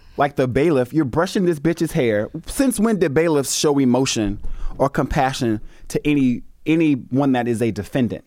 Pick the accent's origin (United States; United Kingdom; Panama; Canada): United States; the South; I'm from the South.